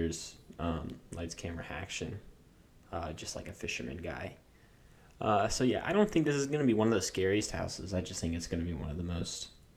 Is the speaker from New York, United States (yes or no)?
yes; New York, United States; I grew up in New York